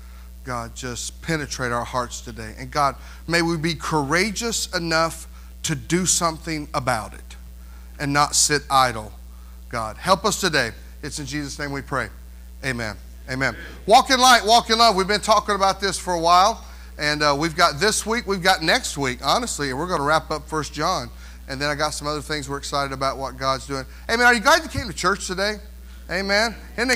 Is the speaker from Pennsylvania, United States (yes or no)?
no; North Carolina, United States; now in Indiana, United States; I'm not a north, south, east, west Indiana person, because I'm from North Carolina